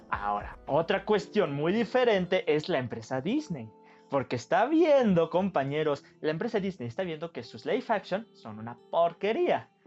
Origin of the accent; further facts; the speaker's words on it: Mexico; somos mexicanos